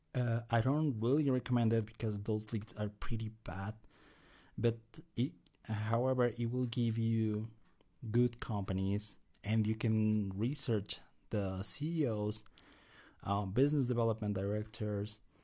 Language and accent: English; Bolivia; I'm Latino. I'm from Bolivia